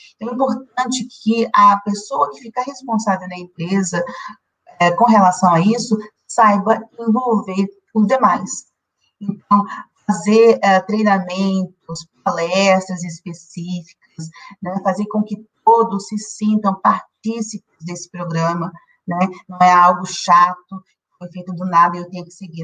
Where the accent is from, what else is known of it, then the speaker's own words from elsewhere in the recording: Brazil; Nós que somos brasileiros